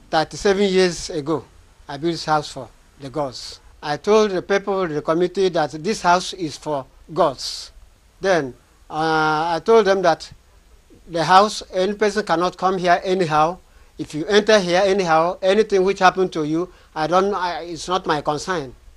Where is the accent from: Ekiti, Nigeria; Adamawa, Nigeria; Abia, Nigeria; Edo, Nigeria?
Abia, Nigeria; from Abambato Autonomous Community in Abia State of Nigeria.